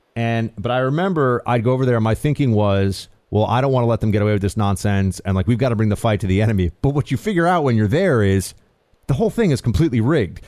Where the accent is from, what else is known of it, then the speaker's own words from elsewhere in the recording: New York, United States; as a New Yorker